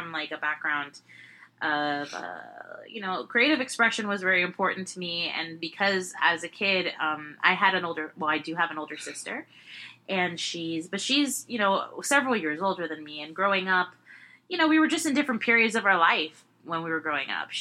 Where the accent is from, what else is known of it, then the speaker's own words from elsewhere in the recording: Miami, Florida, United States; I was born in Miami